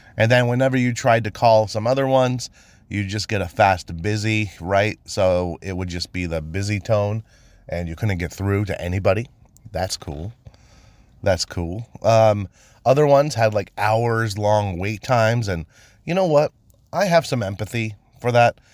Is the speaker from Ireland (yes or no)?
no; Maine, United States; I was born and raised in Maine